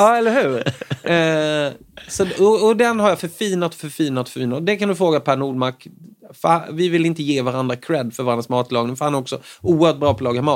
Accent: Småland, Sweden; som smålänning

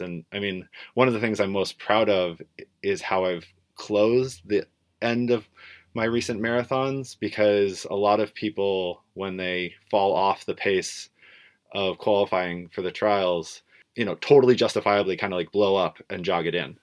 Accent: Portland, Oregon, United States; growing up in Portland, Oregon

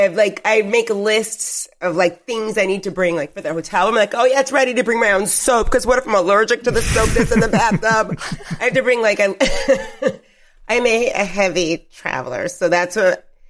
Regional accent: United States; As an American, we just we just fly over here

